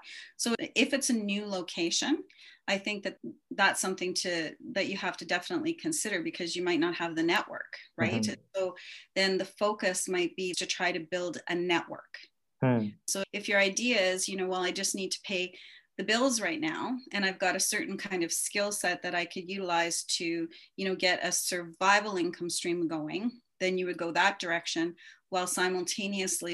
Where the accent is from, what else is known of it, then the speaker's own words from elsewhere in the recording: Canada; also born or lived in Japan / Calgary, Alberta; our Canadian version of, you know, preparing for work